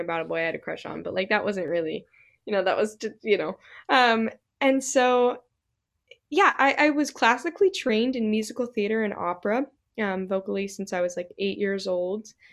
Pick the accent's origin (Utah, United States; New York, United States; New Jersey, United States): Utah, United States; Salt Lake City; moved away as an adult; also born or lived in Boston; now in Nashville, United States; originally from Salt Lake City, Utah, born and raised.